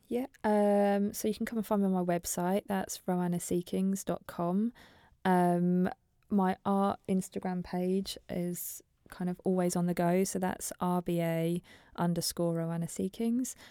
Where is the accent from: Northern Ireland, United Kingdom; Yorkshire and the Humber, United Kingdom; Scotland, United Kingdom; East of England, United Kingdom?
East of England, United Kingdom; Norfolk; moved away as an adult; also born or lived in Preston; I'm from Norfolk originally